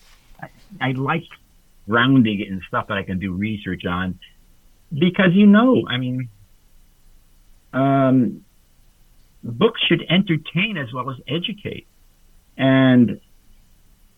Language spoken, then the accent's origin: English; Hartford, Connecticut, United States; I was brought up in Hartford, Connecticut